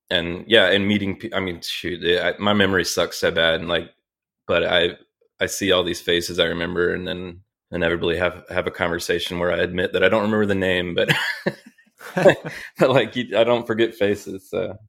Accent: Charlotte, North Carolina, United States; I grew up in the great city of Charlotte, North Carolina

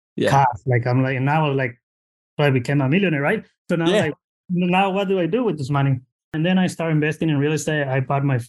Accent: Mexico; now in Bay Area, United States; original from Mexico. I got it immigrated here in 2004. Just found myself in the Bay Area

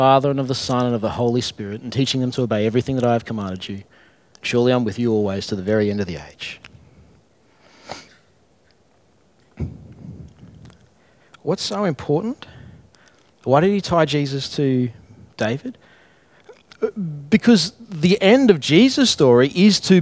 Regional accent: Brisbane, Queensland, Australia; I'm from Alex Gale, Brisbane, childhood of difficult times in my own mind at least

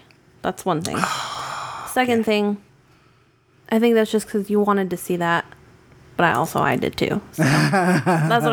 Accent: New England, United States; I grew up in New England, and everyone's really awful where I grew up

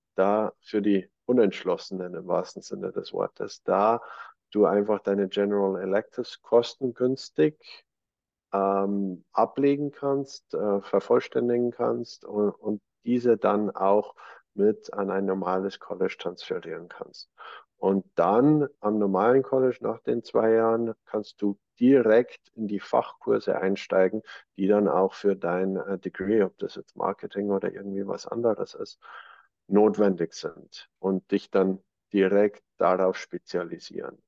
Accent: Germany; bei uns in Deutschland

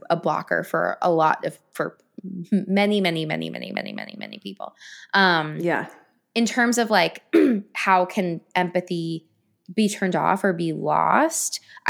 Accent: London, United Kingdom; I'm from Rotten Tomato, London, England.

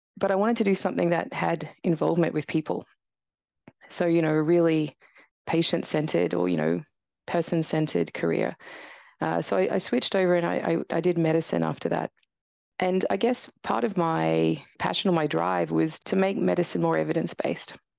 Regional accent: Brisbane, Queensland, Australia; moved away as an adult; also born or lived in Tasmania / Canada / United Kingdom; heading back to Brisbane, which is where I grew up

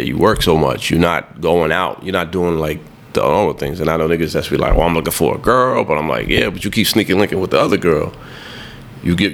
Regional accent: Haiti; I'm from Haiti

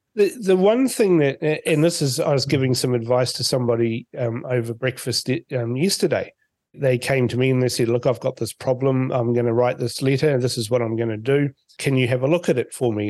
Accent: Fiji; now in New Zealand; born in Fiji

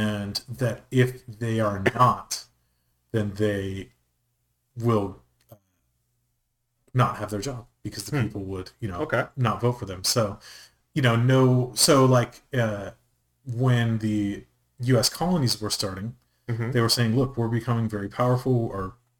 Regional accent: United States; as an American

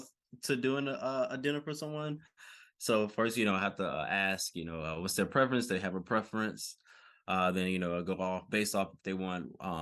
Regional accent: Decatur, Georgia, United States; All right, so I'm from Decatur, Georgia.

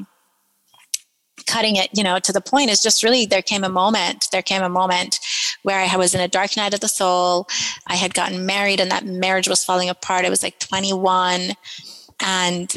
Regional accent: Iran; moved away; I was born and raised in Iran

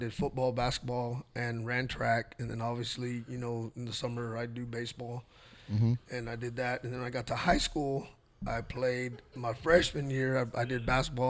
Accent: Hondo, Texas, United States; also born or lived in Devine, Texas; I was born and raised in Hondo

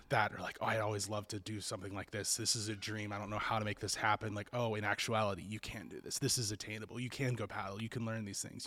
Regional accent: Kentucky, United States; my home state of Kentucky

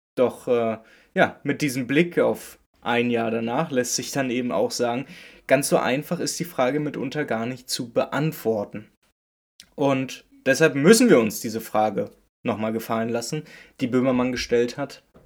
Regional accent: Berlin, Germany; ich komme aus Berlin-Köpenick

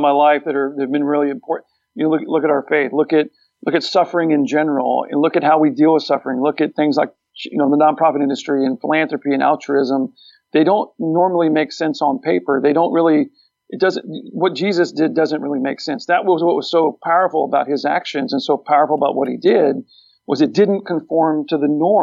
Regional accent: Texas, United States; We're all from Texas.

